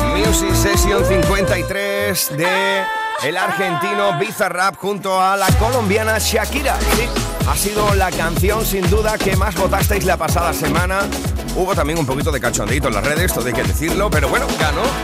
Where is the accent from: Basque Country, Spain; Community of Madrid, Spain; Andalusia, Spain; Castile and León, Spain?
Andalusia, Spain; Huelva; en mi tierra, en Huelva